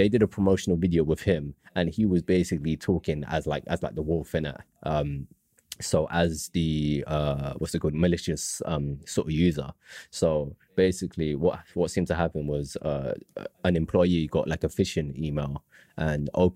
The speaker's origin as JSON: {"language": "English", "region": "London", "country": "United Kingdom", "tie": "born or raised there", "said": "was born in London"}